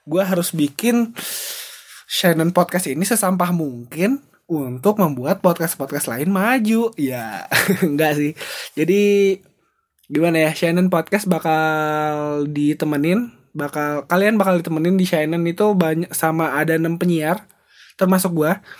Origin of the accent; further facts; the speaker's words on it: Bandung, West Java, Indonesia; born there; gue adalah orang Batak yang lahir di Medan, eh lahir di Bandung, tapi keluarganya keluarga orang Medan semua.